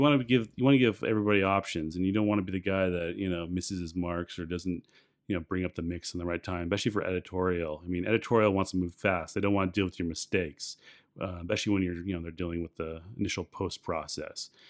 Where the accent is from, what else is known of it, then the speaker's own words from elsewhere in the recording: San Clemente, California, United States; I grew up in San Clemente